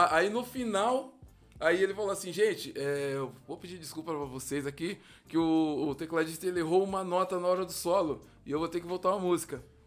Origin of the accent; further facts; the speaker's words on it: Santo André, São Paulo, Brazil; eu vivo lá onde eu nasci, Camilópolis, tô sempre, vira e mexe, tô lá, vou ver minha mãe que mora lá ainda, né? E os amigos que, que a gente cresceu junto